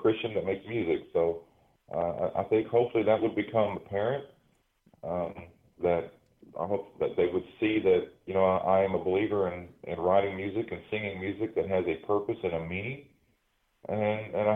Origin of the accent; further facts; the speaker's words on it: Eastern Kentucky, United States; I'm a native of Kentucky. I grew up in Eastern Kentucky, and being a product of Appalachia